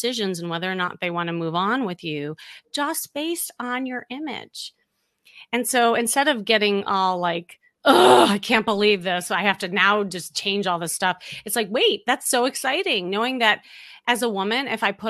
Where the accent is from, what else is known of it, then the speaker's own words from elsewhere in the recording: Chicago, Illinois, United States; moved away; also born or lived in Los Angeles; I'm from Chicago